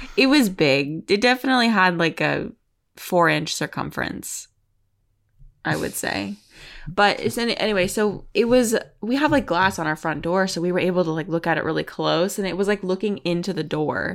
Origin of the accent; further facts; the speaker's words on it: Arizona, United States; moved away; I'm from Arizona.